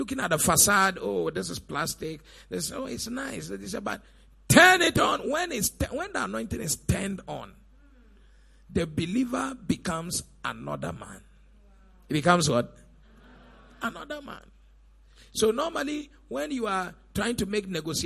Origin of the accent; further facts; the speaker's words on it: Elmina, Central Region, Ghana; also born or lived in Cape Coast; I actually come from Elimina.